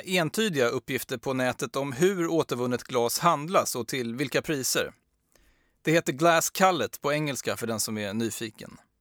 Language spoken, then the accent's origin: Swedish; Sweden; vi svenskar